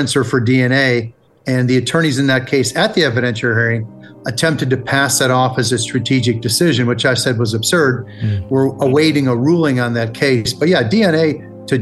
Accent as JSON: {"language": "English", "country": "United States", "accent": "American", "said": "my horrible American accent."}